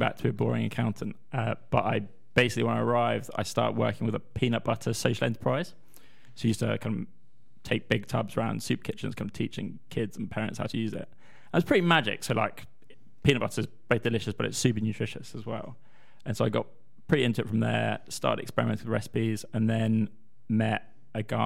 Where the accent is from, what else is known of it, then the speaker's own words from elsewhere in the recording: London, United Kingdom; accent: posh South London; also born or lived in Scotland; I am Scottish, yes! Though I have the accent of a posh South of London schoolboy. And that's because I'm a posh South West London Scottish boy.